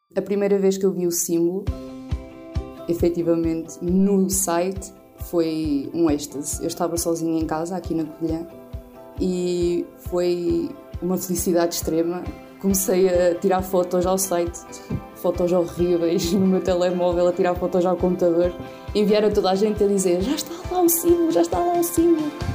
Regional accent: Oliveira do Bairro, Aveiro District, Portugal; sou natural da Silveira, Oliveira do Bairro

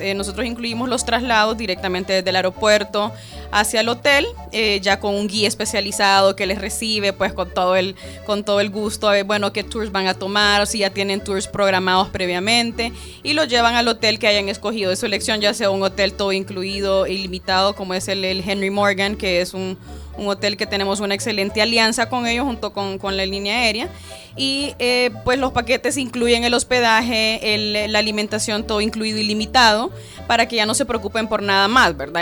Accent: Honduras; now in El Salvador; como hondureña que soy, pero vivo acá en El Salvador

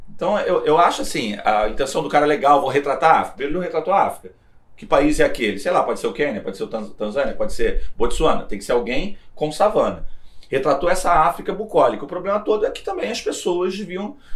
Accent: Brazil

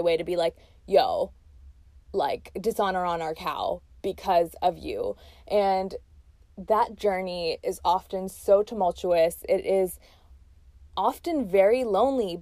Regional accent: Texas, United States; also born or lived in Pakistan; I was born in Pakistan and moved to Texas when I was around 6 or 7 years old. So I have like real memories in Pakistan and real memories in obviously Texas, where I grew up as an immigrant

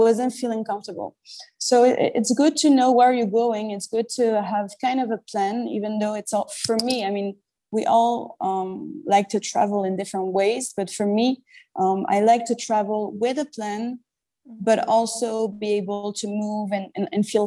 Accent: Paris, Île-de-France, France; moved away as an adult; now in Marrakesh, Morocco; I was born and raised in Paris

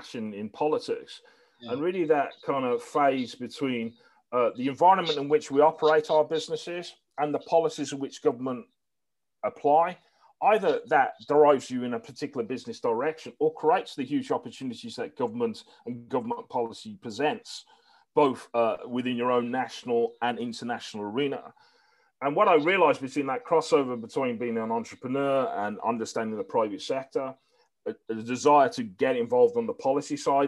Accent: Birmingham, West Midlands, United Kingdom; it was a great place I grew up

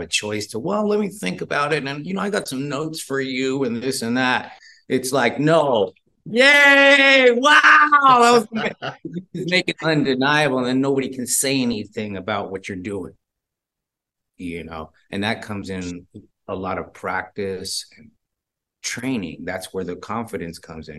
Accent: Bay Area, California, United States; We're from the Bay Area

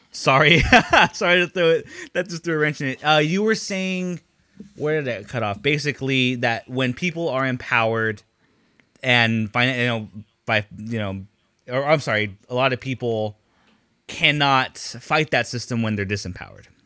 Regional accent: Long Beach, California, United States; growing up in Long Beach Unified

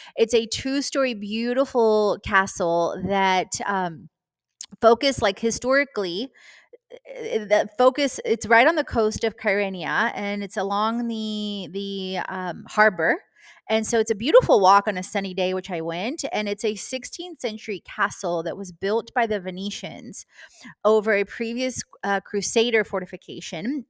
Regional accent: Houston, Texas, United States; moved away; also born or lived in Atlanta / Florida; my past living in Houston, Texas, and growing up in Houston, Texas

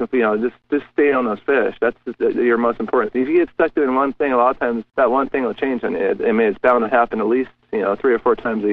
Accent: Southern California, United States; moved away as an adult; I grew up in Southern California

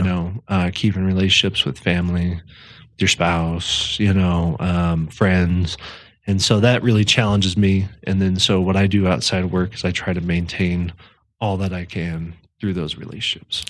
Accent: Thornton, Colorado, United States; also born or lived in Fort Collins; I'm from Denver, uh, Thornton, to be specific. Uh, that's where I grew up.

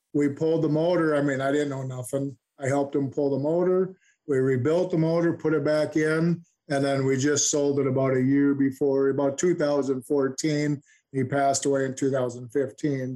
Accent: Stillwater, Minnesota, United States; I'm from Stillwater, Minnesota. I was born and raised here. I'm still living here.

